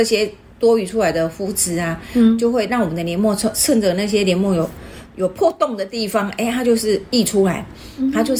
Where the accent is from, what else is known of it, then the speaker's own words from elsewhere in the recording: Taiwan; 讲白了，就是我们台湾人最常吃的面筋啊。